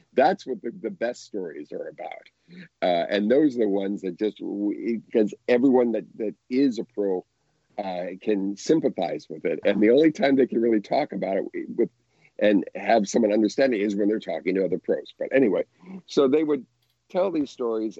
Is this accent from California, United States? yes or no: yes; Southern California, United States; I grew up in Southern California